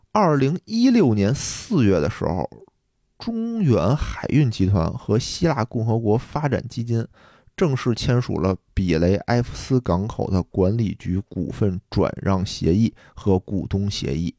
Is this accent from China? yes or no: yes; China; 我作为一个中国人